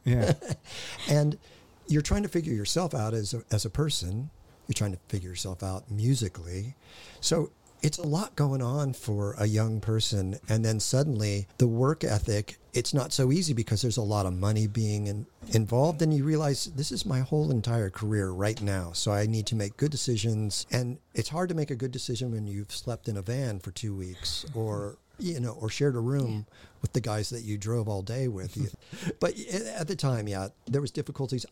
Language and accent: English; Hawthorne, California, United States; I was born in Hawthorne